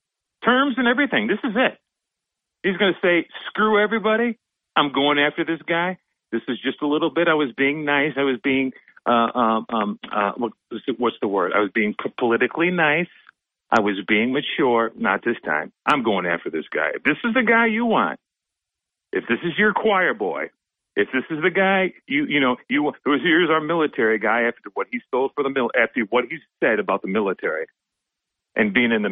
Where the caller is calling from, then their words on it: Binghamton, New York, United States; This is … from Binghamton.